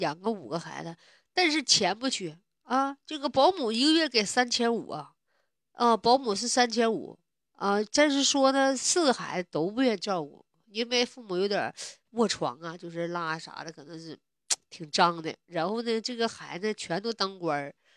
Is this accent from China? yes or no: yes; Northeast China, China; 我是东北的